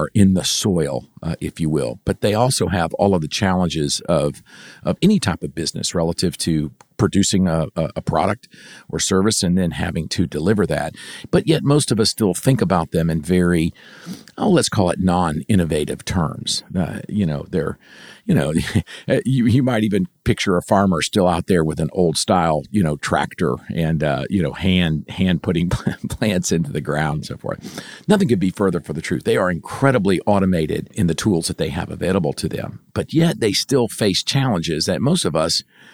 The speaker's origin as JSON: {"language": "English", "town": "West Palm Beach", "region": "Florida", "country": "United States", "tie": "born or raised there", "also_born_or_lived": "Hahira, Georgia", "moved": "as an adult", "said": "I grew up in West Palm Beach, Florida, so I did not grow up around agriculture."}